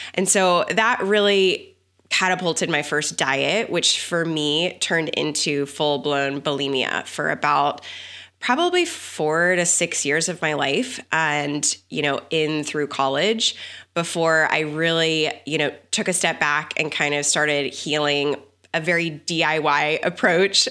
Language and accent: English; Texas, United States; I grew up in the South. I grew up in Texas